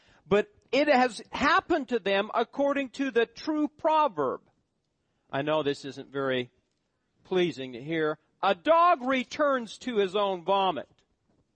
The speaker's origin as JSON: {"language": "English", "region": "Nebraska", "country": "United States", "tie": "born or raised there", "moved": "yes", "said": "My hometown. Drug infested. This high on the wealth, probably the highest on the welfare list of all the counties in Nebraska"}